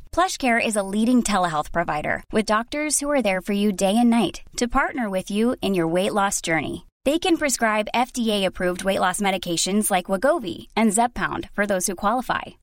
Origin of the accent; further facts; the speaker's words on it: Coatesville, Pennsylvania, United States; also born or lived in Philadelphia, Pennsylvania; now in West Chester, United States; I'm from Coatesville, P